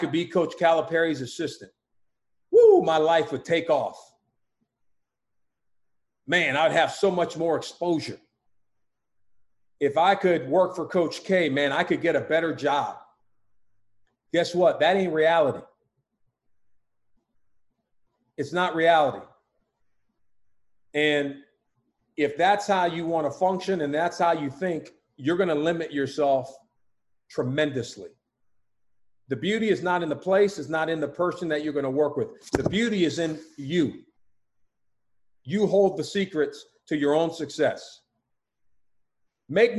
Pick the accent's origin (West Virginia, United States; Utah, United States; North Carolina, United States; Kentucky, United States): Utah, United States; moved away; I'm from Utah